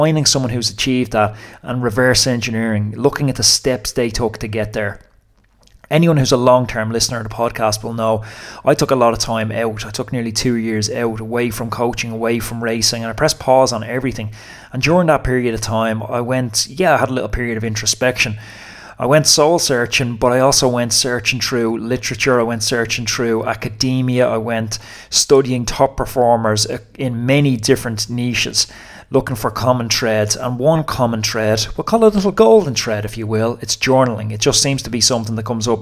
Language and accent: English; Dublin, Leinster, Ireland; I'm from North Dublin, and I'm Irish